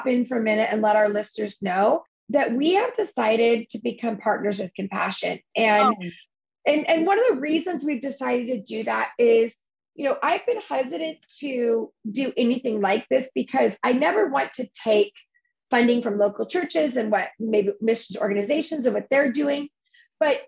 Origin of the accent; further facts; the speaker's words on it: United States; we don't do that as Americans